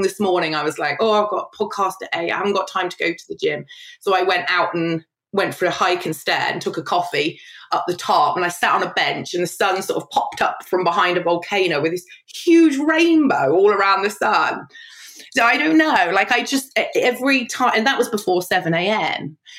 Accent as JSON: {"language": "English", "region": "London", "country": "United Kingdom", "tie": "born there", "also_born_or_lived": "Evesham / Worcester / Kidderminster", "said": "So I was born in London, then we moved in London, then I moved to Evesham, and then I moved to Worcester, then I moved to Kidderminster."}